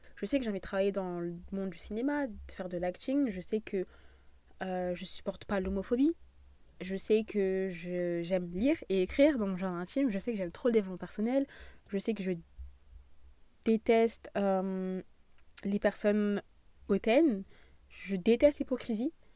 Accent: southern France, France; accent: southern; mon accent du sud est vraiment en train de revenir

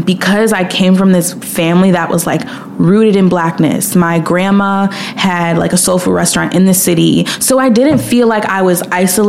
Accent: Williamsville, New York, United States; moved away as an adult; also born or lived in Brooklyn, New York; now in Los Angeles, United States; So I grew up in Buffalo, New York, but I specifically grew up in a suburb 10 minutes away from Buffalo called Williamsville. I lived up the street from my elementary school

